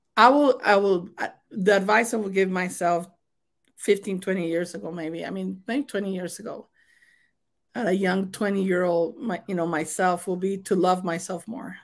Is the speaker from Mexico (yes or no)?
yes; Mexico; accent: thick accent; English is a second language; moved away as an adult; as a new immigrant, because I was born and raised in Mexico